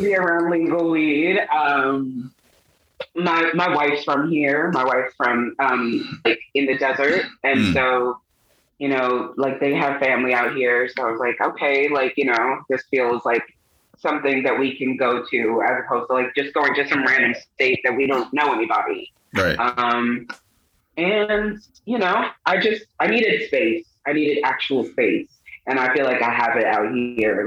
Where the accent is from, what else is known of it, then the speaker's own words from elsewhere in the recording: Long Island, New York, United States; moved away; also born or lived in Brooklyn, New York; I was born in Brooklyn, um, grew up in Long Island, um, ultimately going back to Brooklyn